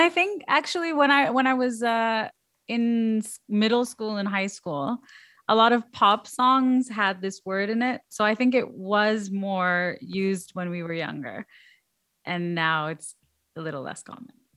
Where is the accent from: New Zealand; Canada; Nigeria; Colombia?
Canada; I'm Canadian